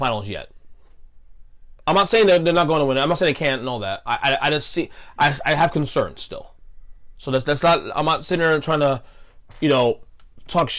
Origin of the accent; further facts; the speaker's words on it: New York City, New York, United States; I'm a New Yorker. I'm born in New York, born in Brooklyn